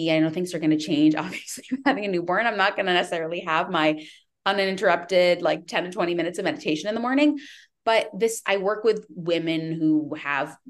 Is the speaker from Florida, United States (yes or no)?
no; Connecticut, United States; also born or lived in Midwest / Northern California; now in California, United States; I am from Connecticut